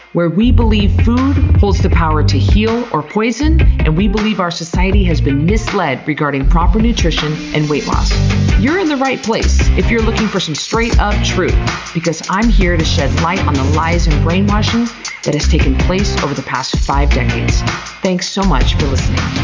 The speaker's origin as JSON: {"language": "English", "region": "Idaho", "country": "United States", "said": "We're both from Idaho"}